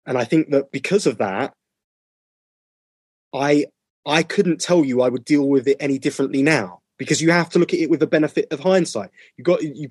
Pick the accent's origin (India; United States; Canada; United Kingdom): United Kingdom; a person of color growing up in the United Kingdom